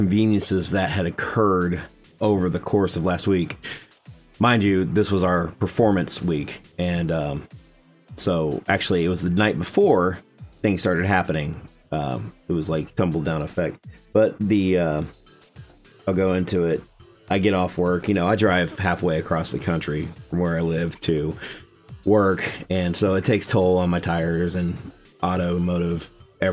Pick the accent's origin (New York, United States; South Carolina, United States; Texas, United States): Texas, United States; I'm born and raised in Texas